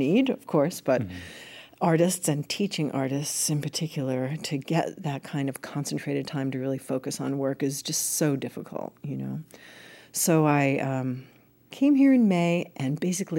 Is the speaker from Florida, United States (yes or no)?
no; New York, United States; I'm a New Yorker and half Italian, half Irish